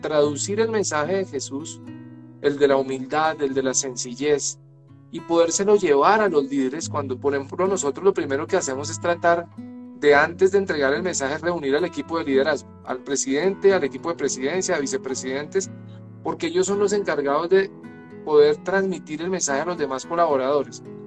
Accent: Chiquinquirá, Boyacá, Colombia; nací en Chiquinquirá, nací en Chiquinquirá, que es la capital religiosa de Colombia

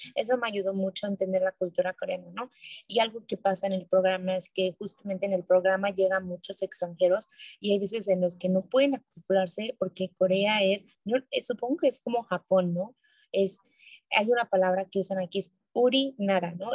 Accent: Mexico City, Mexico; moved away as an adult; now in South Korea; yo que soy de Ciudad de México

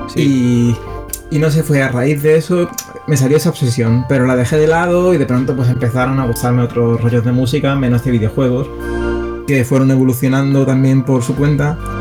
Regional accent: Seville, Andalusia, Spain; aparte soy de Sevilla

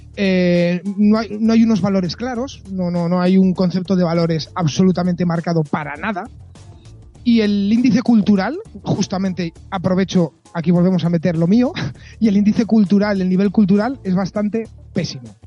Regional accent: Spain; yo mismo, como español, me voy por España

